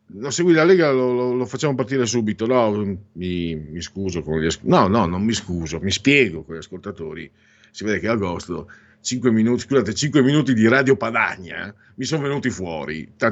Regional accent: Friuli-Venezia Giulia, Italy; also born or lived in Veneto; sono mezzo vento, mezzo friulano, comunque vengo dal Friuli

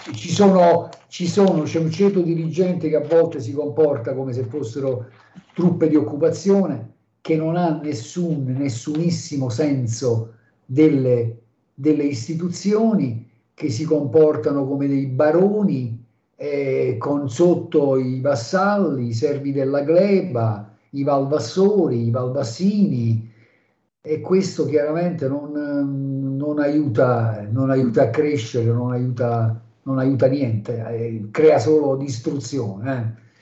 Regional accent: Basilicata, Italy; da Lucano incazzato

